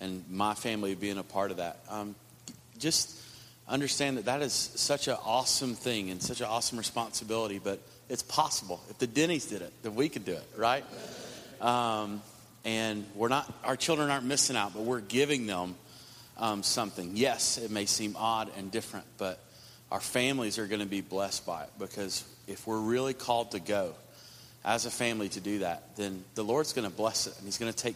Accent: East Tennessee, United States; This hick from East Tennessee

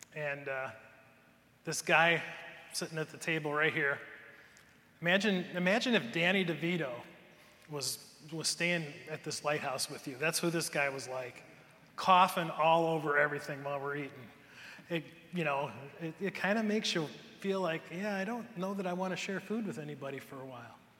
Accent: Cleveland, Ohio, United States; now in Michigan, United States; I grew up in the Cleveland area

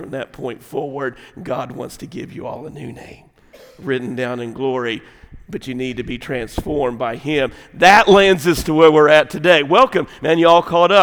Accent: the South, United States; I grew up in America, grew up in the South

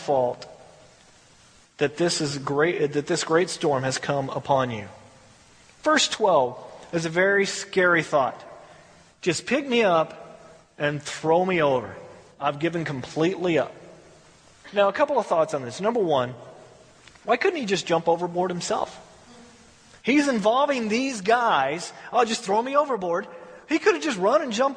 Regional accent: Texas, United States; I'm from Texas

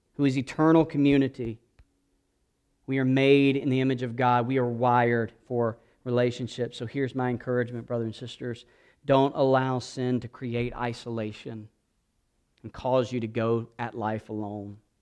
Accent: South Georgia, United States; moved away; I grew up in South Georgia

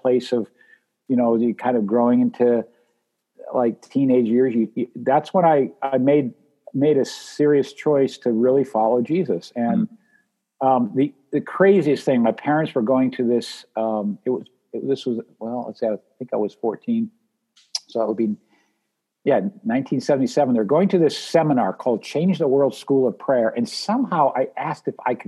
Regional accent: New Hampshire, United States; I grew up in Lilywhite, New Hampshire

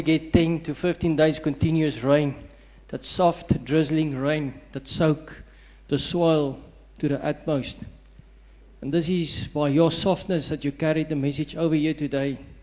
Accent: Western Cape, South Africa; I'm from the Western Cape

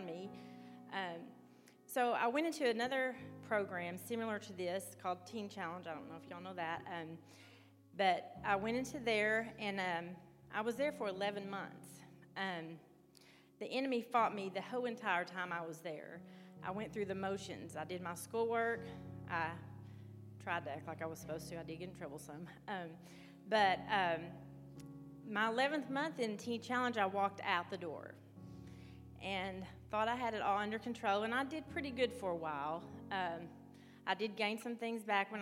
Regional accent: Arkansas, United States; moved away as an adult; now in West Virginia, United States; I'm from Arkansas also

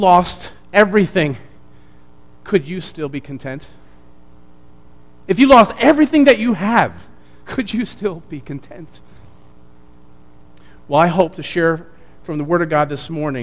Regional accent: New Jersey, United States; moved away; also born or lived in Chicago; I was born and raised in New Jersey

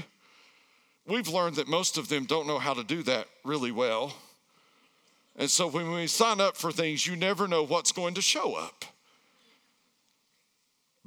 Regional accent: Erwin, Tennessee, United States; moved away; I grew up in the backwoods of Tennessee

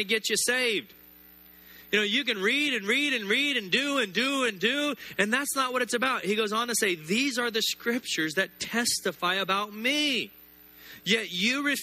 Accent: the South, United States; I grew up in the South, Southern Baptist

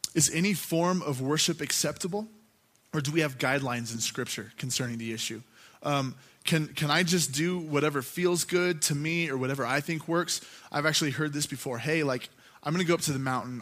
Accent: Gunnison, Colorado, United States; I grew up here in Gunnison

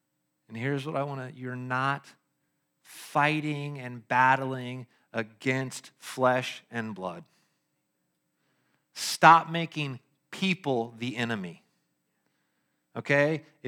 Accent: Lexington, Kentucky, United States; born there; I was born in Kentucky. Yeah. Lexington.

